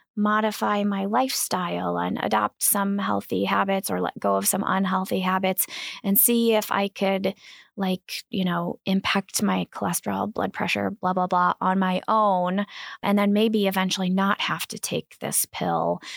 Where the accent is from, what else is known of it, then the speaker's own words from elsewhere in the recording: Kankakee River, Illinois, United States; I grew up on the Kankakee River